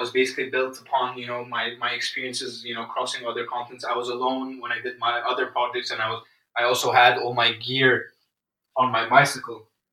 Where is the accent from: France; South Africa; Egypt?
Egypt; moved away; I'm from Egypt